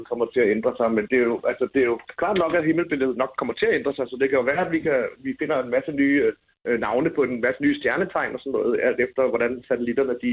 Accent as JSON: {"language": "Danish", "country": "Denmark", "tie": "born or raised there", "said": "Jeg har boet og født og opvokset i Danmark hele mit liv, og jeg har indtil videre ikke boet i andre lande end i Danmark. Jeg elsker Danmark, og jeg bliver boende her."}